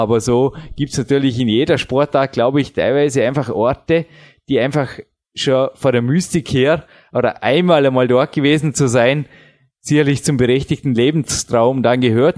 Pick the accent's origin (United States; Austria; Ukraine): Austria; bei uns in Österreich